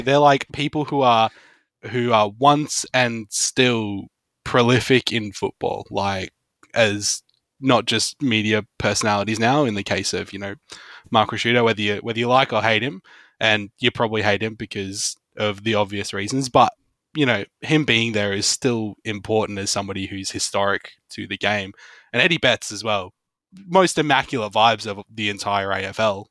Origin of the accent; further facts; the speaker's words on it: Victoria, Australia; We're from Victoria.